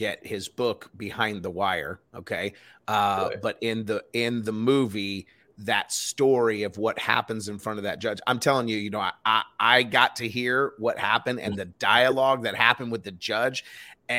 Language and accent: English; Los Angeles, California, United States; I grew up in South Central LA for a while